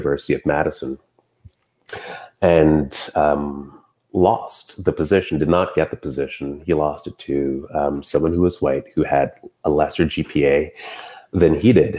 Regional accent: Montreal, Quebec, Canada; also born or lived in Elmer, Quebec; growing up in Quebec, as growing up in, you know, Montreal and then Elmer, Quebec

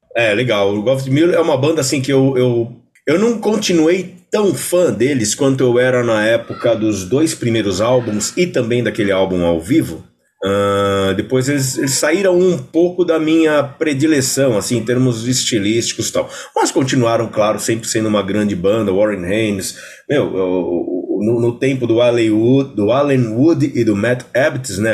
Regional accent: São Paulo, Brazil; also born or lived in Belenzinho, São Paulo; Eu sou, eu sou, nascido e criado na Moca

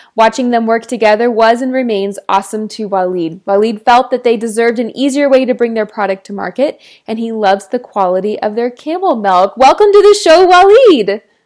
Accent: Texas, United States; I'm from Texas

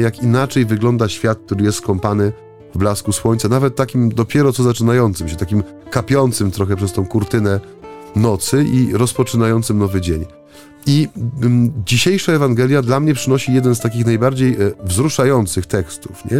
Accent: Bytom, Silesian Voivodeship, Poland; za tego industrialnego horyzontu u nas w Bytomiu

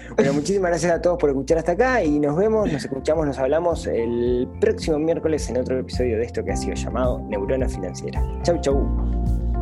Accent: Uruguay

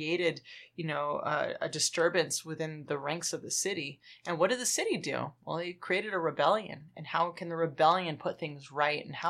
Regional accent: Los Angeles, California, United States; I'm from Los Angeles

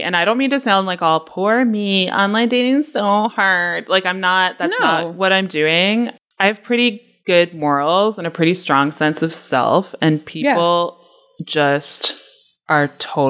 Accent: Kingston, Ontario, Canada; She's from Belleville, and I'm from Kingston, so we met in Napanee to walk along the river.

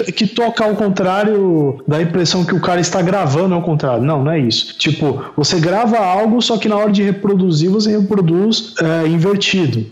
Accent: Brazil; quando eu era adolescente, lá quando eu estava crescendo na Coab

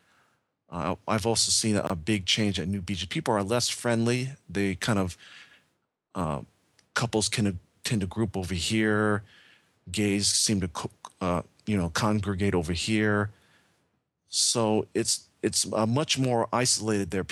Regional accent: United States; I'm Asian American

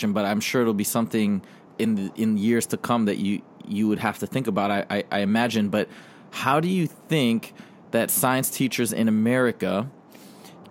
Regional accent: Michigan, United States; I grew up in Michigan, and we'd have tornadoes

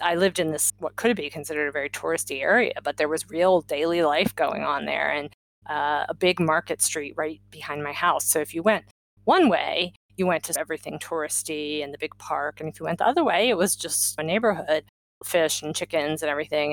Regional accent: Maryland, United States; moved away; we grew up in Maryland

